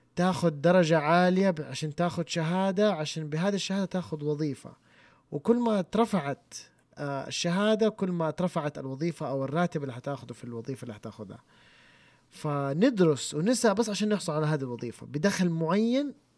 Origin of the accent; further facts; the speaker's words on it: Saudi Arabia; عندنا في السعوديه